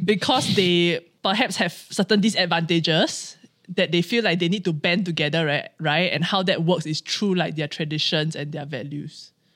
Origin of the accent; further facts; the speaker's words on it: Singapore; as Singaporean Chinese